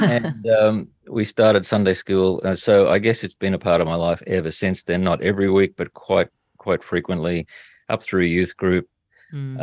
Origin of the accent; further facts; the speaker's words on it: Toowoomba, Queensland, Australia; moved away as an adult; also born or lived in New South Wales / Brisbane; I went back to my hometown of Toowoomba